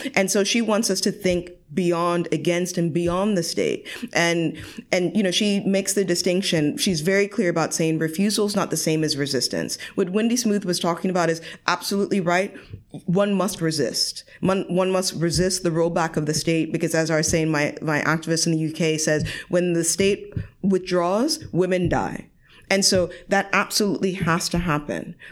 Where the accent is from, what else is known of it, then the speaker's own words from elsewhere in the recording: United States; moved away as an adult; now in Europe; I'm American myself